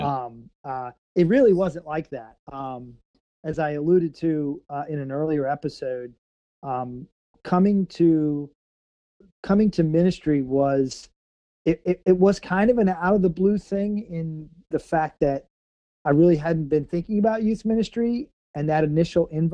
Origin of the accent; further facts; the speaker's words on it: Missouri, United States; I'm from Missouri. Okay, not Kansas